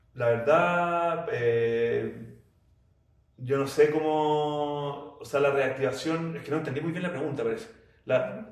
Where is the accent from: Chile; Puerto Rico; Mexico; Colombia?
Chile; vinimos con mi banda de Chile